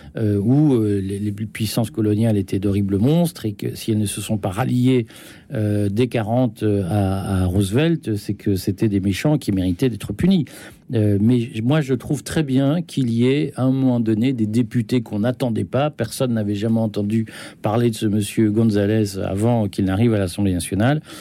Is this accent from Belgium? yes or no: yes; Belgium; j'ai grandi en Belgique